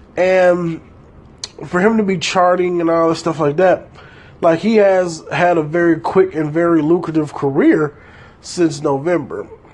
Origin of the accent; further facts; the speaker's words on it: Detroit, Michigan, United States; I was raised in Detroit, Michigan, in a highly gang affiliated type 2 areas